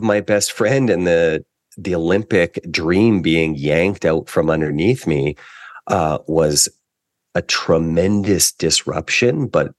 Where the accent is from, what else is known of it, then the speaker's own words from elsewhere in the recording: Canada; Well, one of the gifts of being a Canadian athlete is you get a year of tuition for each of the years that you're a national team athlete.